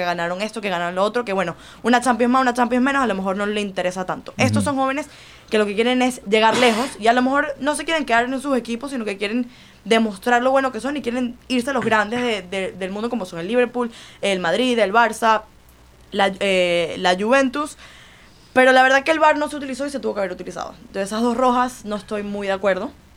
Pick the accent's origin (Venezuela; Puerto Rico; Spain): Venezuela; now in Miami, United States; yo soy venezolana, pero mitad de mi vida la viví aquí